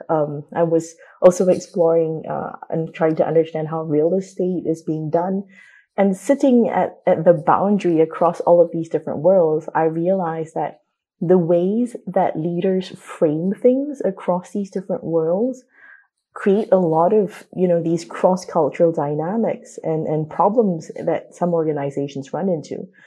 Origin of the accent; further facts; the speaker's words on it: Singapore; moved away; having been born and brought up in Singapore